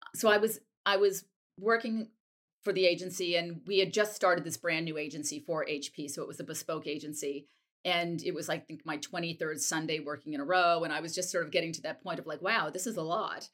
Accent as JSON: {"language": "English", "town": "Wellesley", "region": "Massachusetts", "country": "United States", "tie": "born or raised there", "also_born_or_lived": "New York", "moved": "yes", "said": "I grew up in a town called Wellesley"}